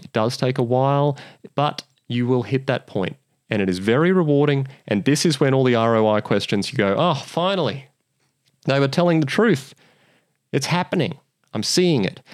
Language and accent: English; Australia